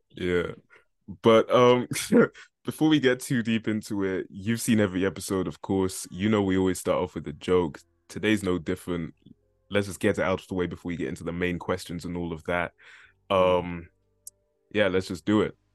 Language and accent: English; London, United Kingdom; I was from London, man. From East